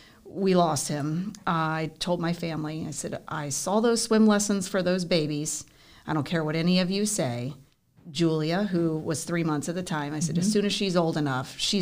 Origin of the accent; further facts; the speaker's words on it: Florida, United States; Born and raised.